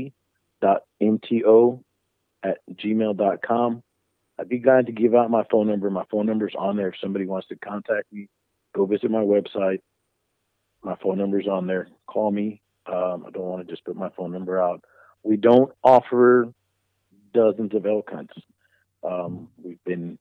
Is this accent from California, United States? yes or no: no; Carrizo Springs, Texas, United States; I'm from Carrizo Springs, the heart of the Golden Triangle